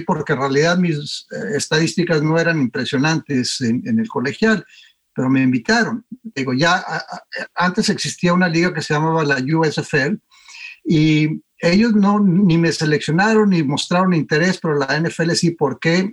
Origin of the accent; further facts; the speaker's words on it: Torreón, Coahuila, Mexico; moved away as an adult; also born or lived in United States; creciendo en Torreón jugué siempre fútbol